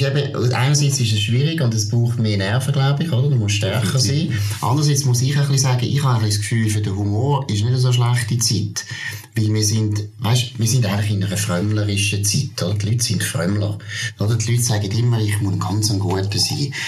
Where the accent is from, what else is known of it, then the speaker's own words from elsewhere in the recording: Switzerland; ich bin Schweizer